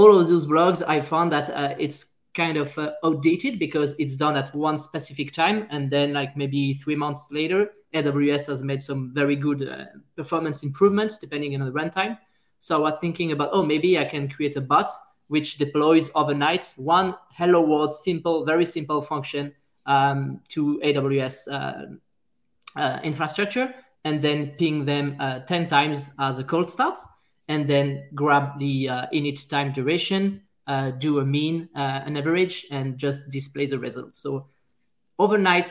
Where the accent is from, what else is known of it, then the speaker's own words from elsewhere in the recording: France; accent: French; English is a second language; now in Montreal, Canada; I'm a French guy, as you can hear by my French accent